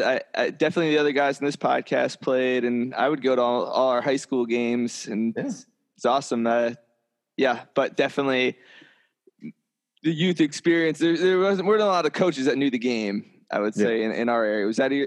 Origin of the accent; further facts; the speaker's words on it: New Jersey, United States; moved away; also born or lived in Grand Rapids, Michigan; I'm from Jersey. So not a stick of an accent, but still running through my head